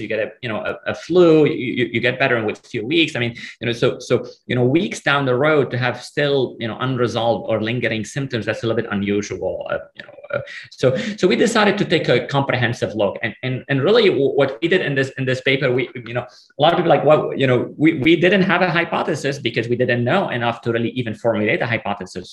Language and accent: English; Lebanon; moved away; I came from Lebanon, you know, from a sort of a, a country, there's a war. I mean, I grew up in the middle of the civil war